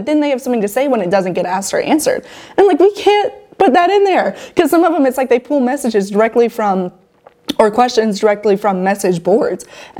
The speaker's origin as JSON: {"language": "English", "town": "Charlotte", "region": "North Carolina", "country": "United States", "said": "I am from Charlotte"}